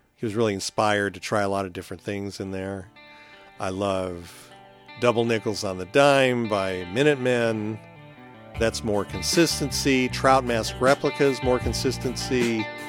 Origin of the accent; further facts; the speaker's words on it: California, United States; growing up in California